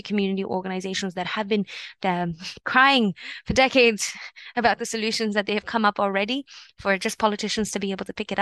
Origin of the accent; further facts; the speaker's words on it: Toronto, Ontario, Canada; I grew up here in Parkdale, heart of Parkdale